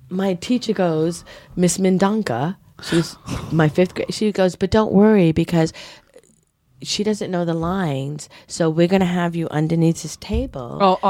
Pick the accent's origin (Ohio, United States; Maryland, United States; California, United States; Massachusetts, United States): Massachusetts, United States; Brockton; also born or lived in Rhode Island; I grew up in Brockton, Massachusetts.